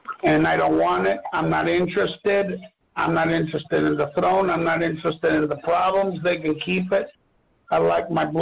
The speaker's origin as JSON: {"language": "English", "country": "Mexico", "tie": "born or raised there", "second_language": "English", "moved": "yes", "said": "I wasn't raised in the United States. I was raised in Mexico."}